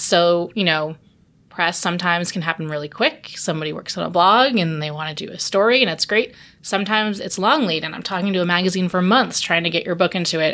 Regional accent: New York City, New York, United States; I came back home because I'm from Brooklyn

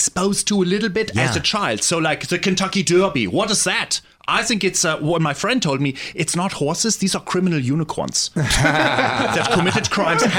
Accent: Germany; moved away; I'm from Germany

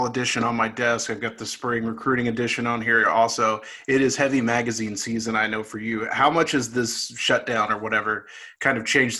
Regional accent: Irving, Texas, United States; I grew up in South Irving.

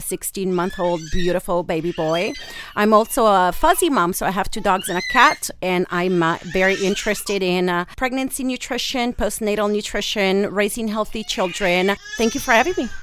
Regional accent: Rome, Lazio, Italy; English is a second language; moved away as an adult; now in San Diego, United States; I have a little bit of an accent. I'm from Rome, Italy, born and raised.

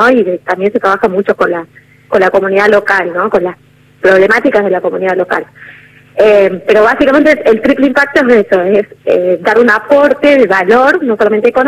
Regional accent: Tucumán, Argentina; nosotros somos de Tucumán, y pudimos desarrollar alianzas con organizaciones de Córdoba

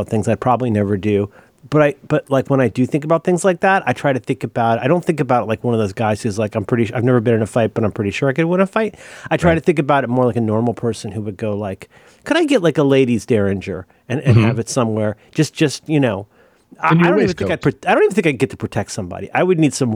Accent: Hamilton County, Ohio, United States; I'm from Hamilton County, Ohio

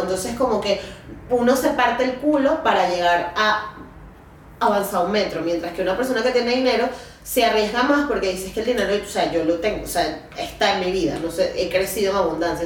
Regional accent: Venezuela

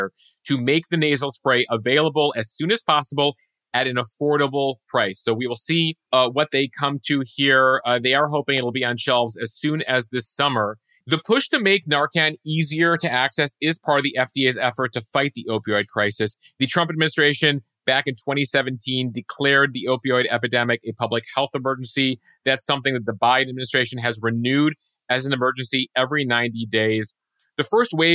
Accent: outside Chicago, Lake County, Illinois, United States; Growing up outside Chicago, we had tornado drills from a very young age

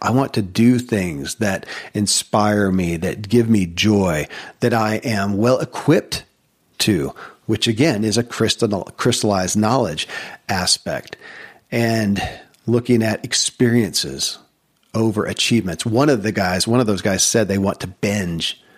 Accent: Kentucky, United States; born or raised there

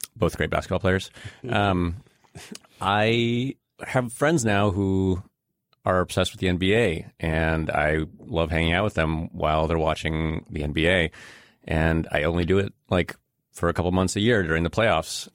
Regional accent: Chicago, Illinois, United States; also born or lived in Russia; I grew up in Chicago during the early nineties while the Bulls were the Bulls.

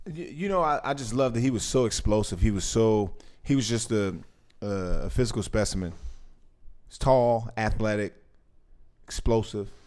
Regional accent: Washington, District of Columbia, United States; I grew up in Washington, D C, not too far from the White House.

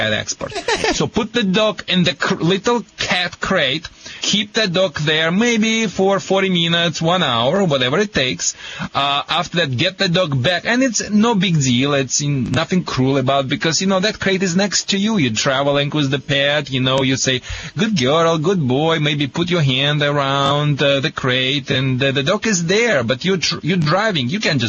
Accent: Michigan, United States; accent: Michigan; I think I have a Michigan accent.

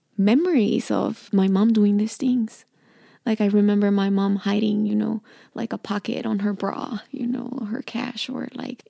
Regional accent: Mexico; English is a second language; And I was like, I'm from Mexico.

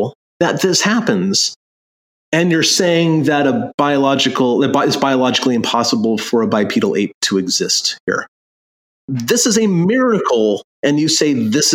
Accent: Long Beach, California, United States; moved away; I grew up in Long Beach, California

